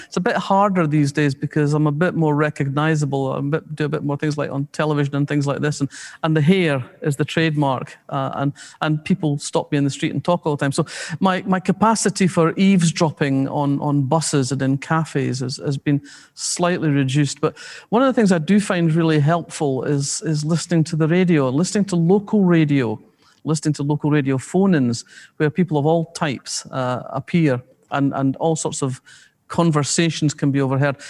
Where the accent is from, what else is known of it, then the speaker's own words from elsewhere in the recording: Scotland, United Kingdom; We're Scottish working class people of their generation